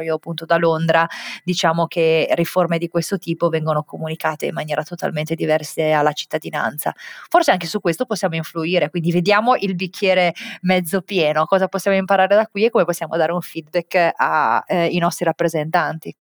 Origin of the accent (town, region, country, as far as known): Italy; moved away as an adult